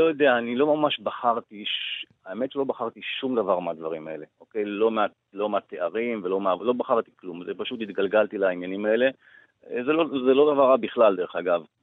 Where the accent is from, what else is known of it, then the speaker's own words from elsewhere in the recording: Israel; אני עד גיל, אה, שמונה עשרה גדלתי בקיבוץ, אה, דתי